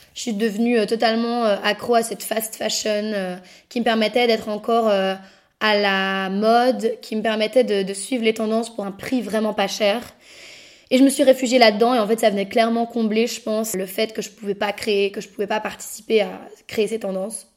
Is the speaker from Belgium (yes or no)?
yes; Brussels, Brussels-Capital Region, Belgium; je suis bruxelloise, née à Bruxelles et je vis encore à Bruxelles actuellement